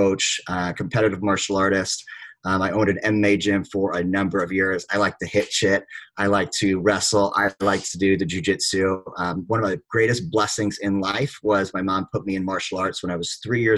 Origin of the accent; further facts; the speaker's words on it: San Francisco, California, United States; also born or lived in Manila, Philippines / Arizona; now in Southern California, United States; I was actually born in Manila, Philippines. And then we left there when about six. My mom was just traveling the world, met my dad. Grew up in Northern California in San Francisco.